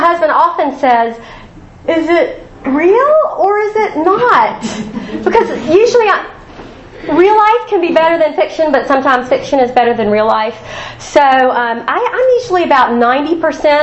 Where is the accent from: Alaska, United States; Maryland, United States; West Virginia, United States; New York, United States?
West Virginia, United States; Huntington; I grew up in Huntington